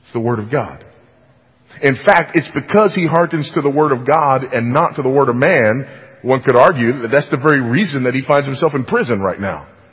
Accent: California, United States; moved away; my home state of California

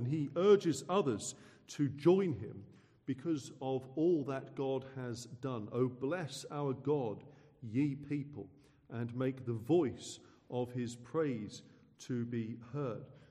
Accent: Suffolk, East of England, United Kingdom; I hail from Suffolk

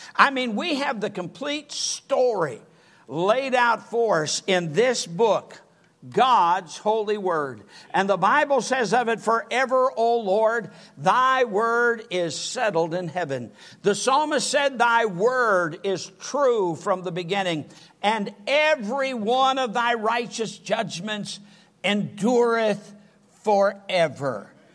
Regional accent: Sturgis, Michigan, United States; moved away; also born or lived in Kalamazoo, Michigan; I'm from Sturgis, Michigan, about 30 miles south of Kalamazoo

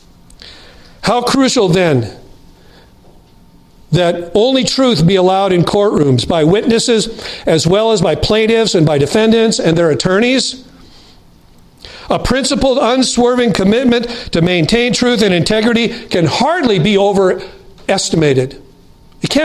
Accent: United States; As an American Christian

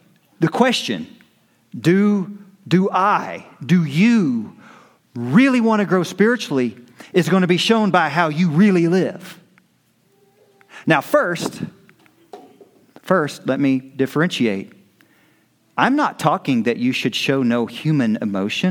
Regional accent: United States; We're American Christians

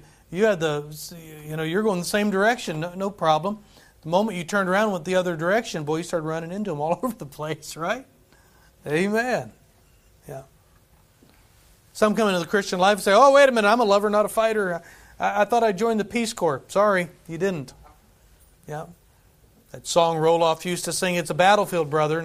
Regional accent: United States; also born or lived in Madagascar; As an American

